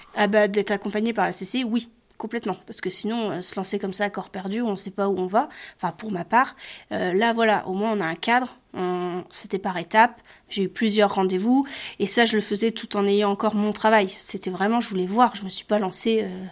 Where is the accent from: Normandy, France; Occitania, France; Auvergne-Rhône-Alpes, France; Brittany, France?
Normandy, France; La Hague; je suis une Normande fière et conquérante. J'adore ma région, la Hague